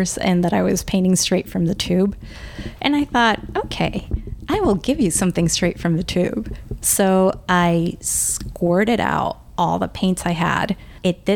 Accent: El Salvador; English is a second language; now in United States; I grew up in El Salvador during the war

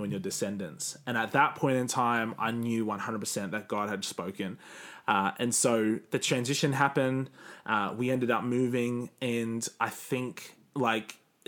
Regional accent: Cairns, Queensland, Australia; moved away; when I go back to Cairns, people mock me

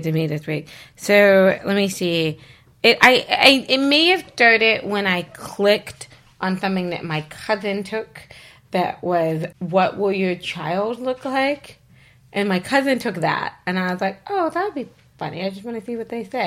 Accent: the South, United States; accent: Southern; moved away; I'm from the South.

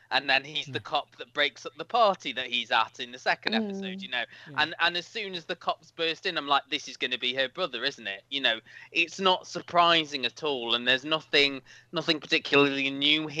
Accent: United Kingdom; as a Brit

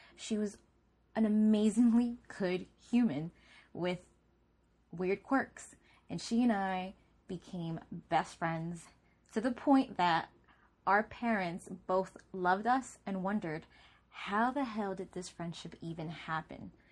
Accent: Newark, New Jersey, United States; I grew up in Newark, New Jersey

